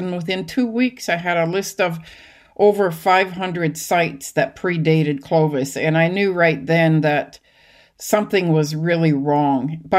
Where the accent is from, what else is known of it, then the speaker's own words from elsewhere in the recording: Lillooet, British Columbia, Canada; I consider Lillooet, British Columbia, my hometown. It's along the Fraser River, sort of in northern central BC.